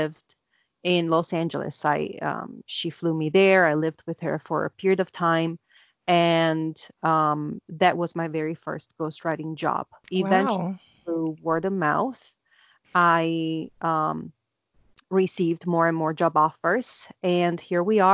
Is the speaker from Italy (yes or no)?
yes; Naples, Campania, Italy; moved away as an adult; also born or lived in Cambridge, England / Netherlands; now in New York, United States; I was born and raised in Naples, southern Italy